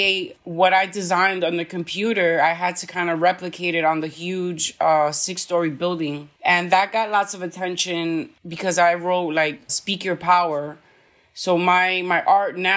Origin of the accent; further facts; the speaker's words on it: New York City, New York, United States; I'm from New York City